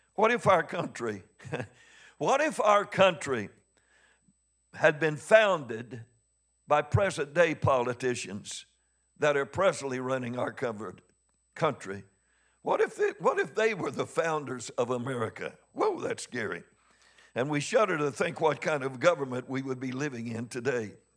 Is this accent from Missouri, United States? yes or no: yes; Missouri, United States; I'm from Missouri. I'm hard-headed.